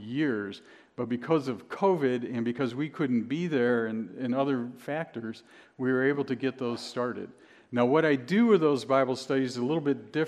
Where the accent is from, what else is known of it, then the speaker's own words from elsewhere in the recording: Cleveland, Ohio, United States; now in Binghamton, United States; I'm originally from the Midwest. I'm from Cleveland.